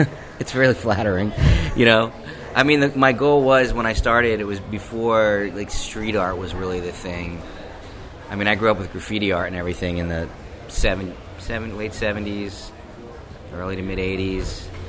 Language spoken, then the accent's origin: English; New Jersey, United States; But I am from Jersey, born and raised, and I've had a relationship with Jersey City on and off for 25 years.